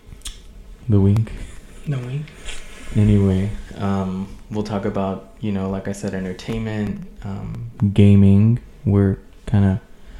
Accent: Houston, Texas, United States; We are from Houston

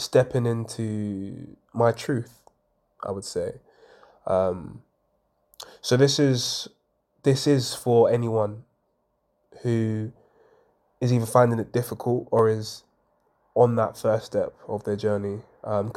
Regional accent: London, United Kingdom; I grew up, I was born in Hackney in Homerton, to a mum of three

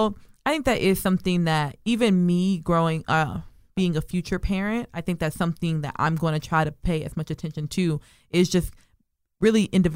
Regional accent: Nigeria; just being Catholic and being Nigerian. I couldn't spend the night at my friend's house.

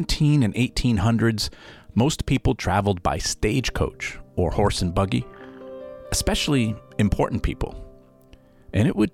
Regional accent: Rhode Island, United States; I loved growing up in Rhode Island

